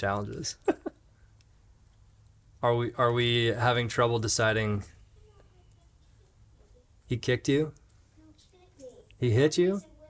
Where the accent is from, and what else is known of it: Jacksonville, Florida, United States; born or raised there